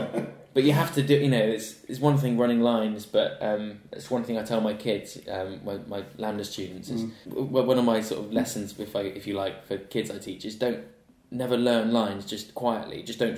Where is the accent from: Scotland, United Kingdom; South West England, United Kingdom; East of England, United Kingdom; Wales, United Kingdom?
South West England, United Kingdom; Gloucestershire; moved away; I grew up in Gloucestershire